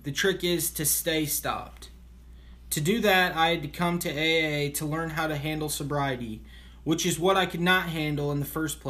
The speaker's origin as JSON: {"language": "English", "region": "Kansas", "country": "United States", "tie": "born or raised there", "said": "I was raised in Kansas, the only child of loving parents who just drank socially. We moved frequently. In fact, I changed schools every year until high school."}